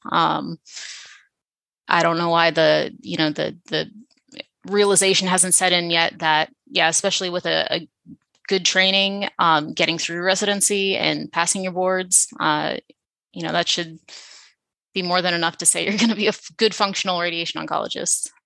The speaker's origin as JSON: {"language": "English", "town": "Philadelphia", "region": "Pennsylvania", "country": "United States", "tie": "born or raised there", "also_born_or_lived": "New York City", "moved": "as an adult", "lives_now": "San Antonio, United States", "said": "I grew up in Philadelphia. I had never left Philadelphia until intern year"}